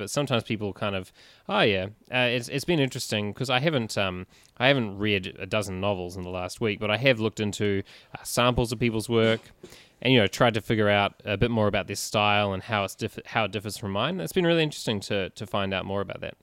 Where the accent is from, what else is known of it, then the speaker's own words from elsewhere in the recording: Christchurch, Canterbury, New Zealand; moved away as an adult; now in Melbourne, Australia; I'm from Christchurch, New Zealand, down on the South Island